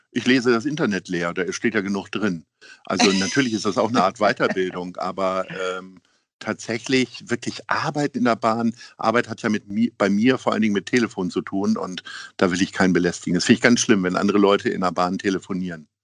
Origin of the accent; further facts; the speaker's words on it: Hamburg, Germany; wir Hamburger